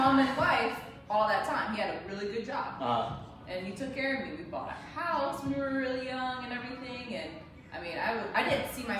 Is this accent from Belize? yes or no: yes; Belize; moved away; I grew up in Belize. I'm half black.